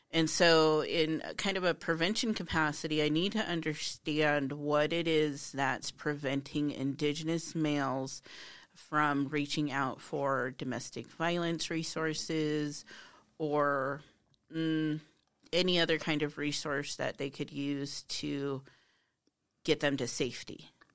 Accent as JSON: {"language": "English", "town": "Hardin", "region": "Montana", "country": "United States", "said": "I'm from Hardin."}